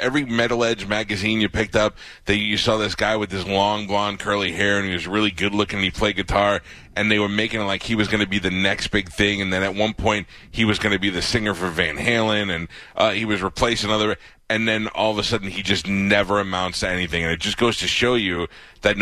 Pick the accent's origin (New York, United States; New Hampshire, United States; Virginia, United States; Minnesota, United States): New York, United States; moved away as an adult; now in Tampa, United States; I grew up in New York